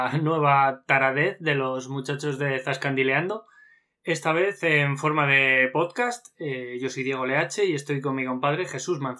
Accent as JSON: {"language": "Spanish", "town": "Horcajada de la Torre", "region": "Castilla-La Mancha", "country": "Spain", "tie": "born or raised there", "said": "mi pueblo está en Cuenca, que aprovecho para, nombrarlo, que es Horcajada de la Torre"}